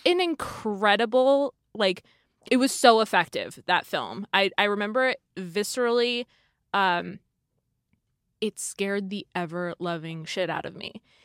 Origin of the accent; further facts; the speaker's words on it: California, United States; I've, I've grew up here